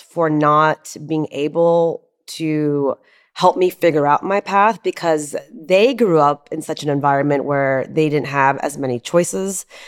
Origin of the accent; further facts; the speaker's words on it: Houston, Texas, United States; also born or lived in Charleston, West Virginia; I was born in Charleston, West Virginia. And I moved to Houston immediately after that when I was one.